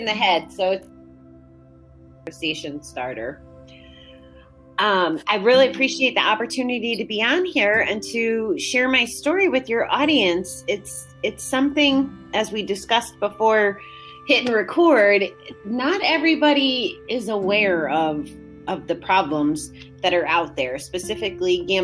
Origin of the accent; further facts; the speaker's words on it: Connecticut, United States; now in Schenectady, United States; I was born and raised in Connecticut